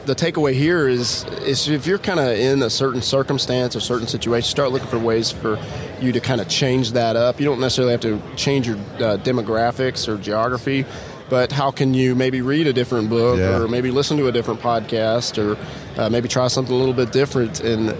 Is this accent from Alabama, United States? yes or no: yes; Alabama, United States; moved away as an adult; also born or lived in New England / Hawaii; I was from Alabama